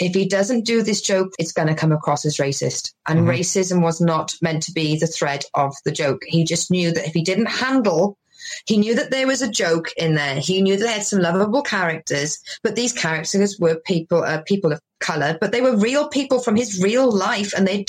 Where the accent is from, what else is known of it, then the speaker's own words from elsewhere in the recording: England, United Kingdom; And like being Welsh or being from where I am in England, we're known as bumpkins, which is a farmer kind of folk.